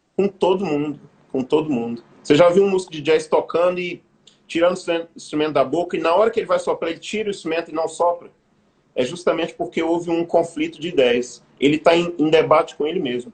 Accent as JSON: {"language": "Portuguese", "country": "Brazil", "said": "como povo brasileiro"}